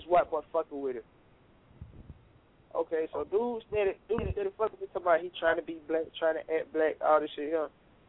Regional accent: the South, United States; I'm from the South

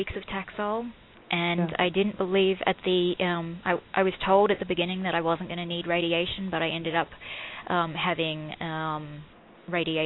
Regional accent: Australia; accent: Australian; moved away; I was born and raised in Australia.

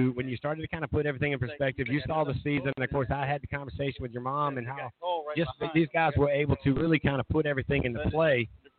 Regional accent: Myrtle Beach, South Carolina, United States; also born or lived in James Island, South Carolina; now in Charleston, United States; I'm originally from Myrtle Beach, and I always tell everybody James Island and Surfside, Myrtle's Inlet

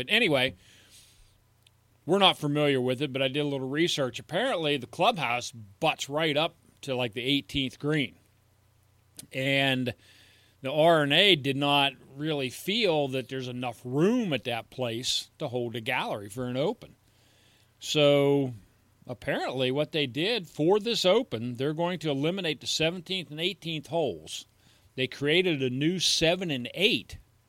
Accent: United States; I'm an American

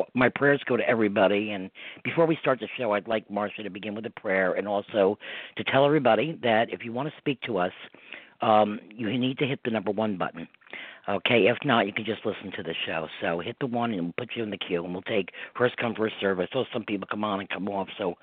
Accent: New York, United States; I'm a New Yorker

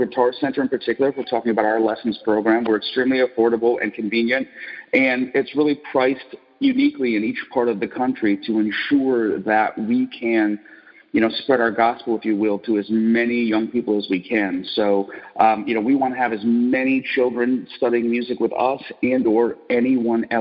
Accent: Detroit, Michigan, United States; I grew up in Detroit, Michigan, and, it was a factory town

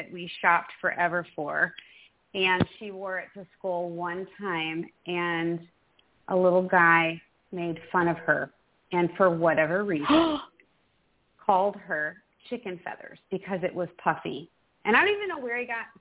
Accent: Midwest, United States; now in Texas, United States; I, too, grew up in the Midwest

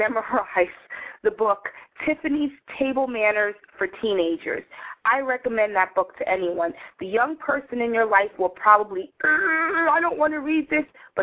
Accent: New York City, New York, United States; I grew up in New York City with very socially active parents

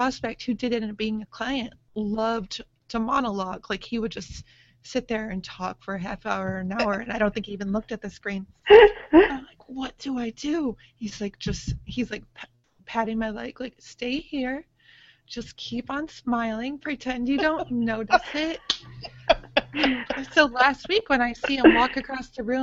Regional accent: Rochester, New York, United States; moved away; my whole family is back in New York. I'm from Rochester originally

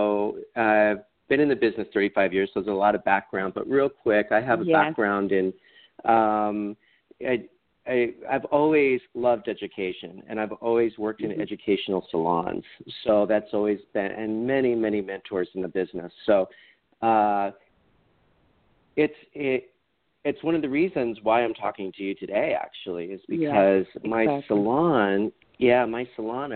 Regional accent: Central Illinois, United States; moved away as an adult; also born or lived in Chicago; now in Maui, United States; I was raised in Central Illinois

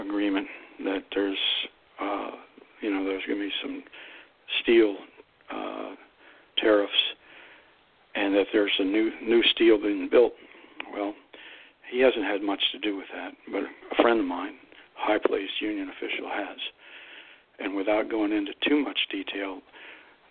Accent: Northeast Ohio, United States; moved away; my hometown, and everybody knows where that is, down there in Northeast Ohio

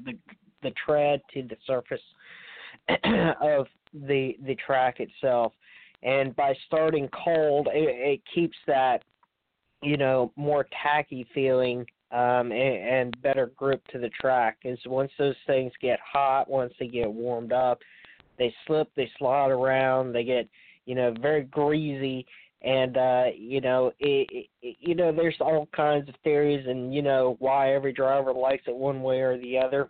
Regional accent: near Richmond, Virginia, United States; my hometown here near Richmond, Virginia.

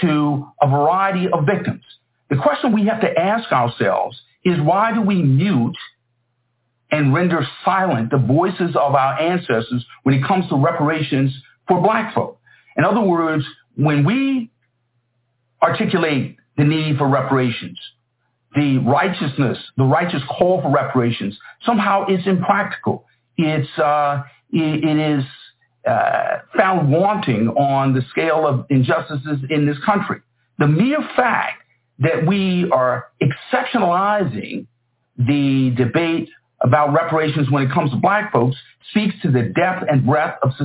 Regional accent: South Carolina, United States; We're both from South Carolina

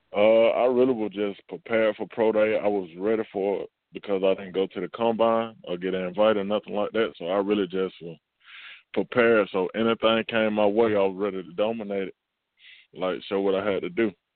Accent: Camilla, Georgia, United States; I don't have like a place to work out down here in my hometown

